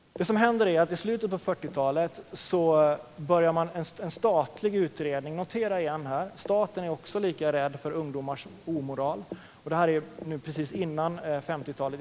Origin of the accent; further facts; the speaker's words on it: Oskarshamn, Kalmar County, Sweden; also born or lived in Linköping; now in Örebro, Sweden; jag är från östkusten, som sagt, från Oskarshamns- Oskarshamn